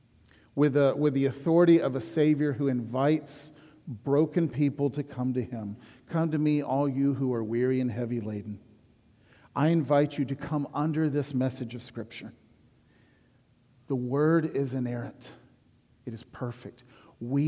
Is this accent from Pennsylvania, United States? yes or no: no; Huntsville, Alabama, United States; I was born and raised in Huntsville, Alabama